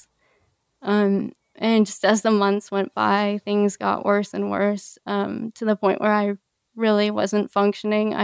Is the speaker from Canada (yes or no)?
yes; Canada; also born or lived in Peru; I grew up in Canada